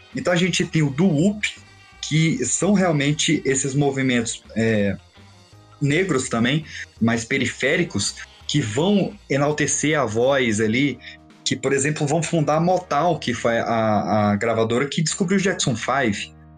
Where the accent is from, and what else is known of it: Brasília, Federal District, Brazil; moved away